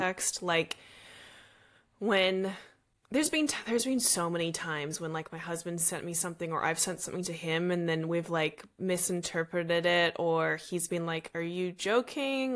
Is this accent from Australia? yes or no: yes; Australia; now in Los Angeles, United States; I'm Australian